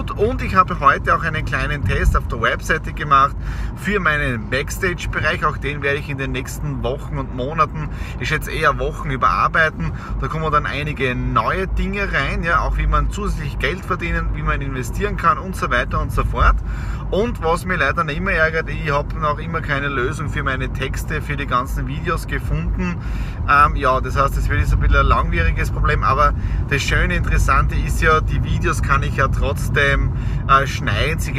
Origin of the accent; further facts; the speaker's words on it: Austria; Feiertag bei uns in Österreich, aber nicht für mich und für die Nadine.